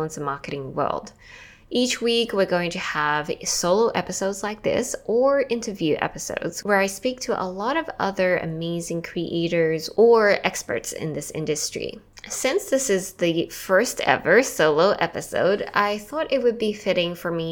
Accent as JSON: {"language": "English", "country": "Australia", "tie": "born or raised there", "also_born_or_lived": "Taiwan / New York City", "moved": "as an adult", "said": "I'm from Taiwan and I grew up in Australia. I eventually left Australia after high school."}